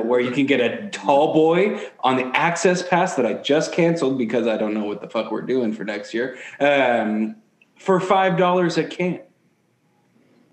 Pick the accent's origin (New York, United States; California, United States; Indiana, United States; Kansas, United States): California, United States; Sonora; Sonora is my hometown